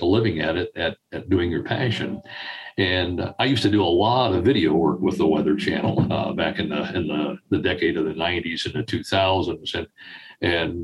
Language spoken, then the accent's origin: English; Kansas City, United States; I grew up in the Kansas City area